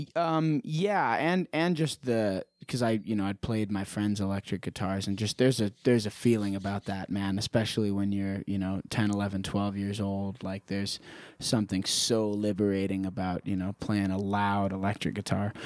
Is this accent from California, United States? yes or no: no; Prescott, Arizona, United States; born and raised in Prescott, Arizona